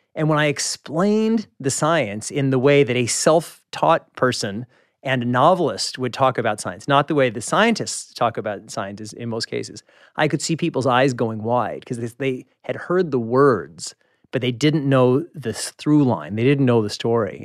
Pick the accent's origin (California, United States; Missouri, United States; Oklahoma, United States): Missouri, United States; Kansas City; moved away; I'm from Kansas City